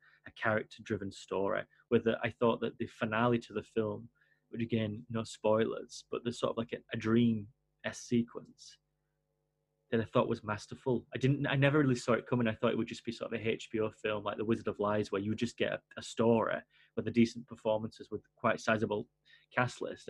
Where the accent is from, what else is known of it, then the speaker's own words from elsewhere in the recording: England, United Kingdom; I'm English